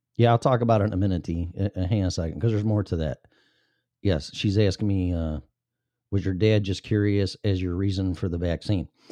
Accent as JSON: {"language": "English", "region": "Illinois", "country": "United States", "tie": "born or raised there", "moved": "yes", "said": "going back to my home state"}